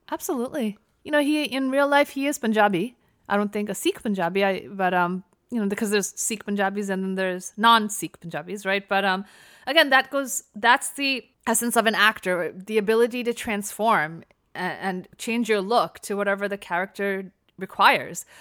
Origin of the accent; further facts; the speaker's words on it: United States; I was born and raised in America, my parents are immigrants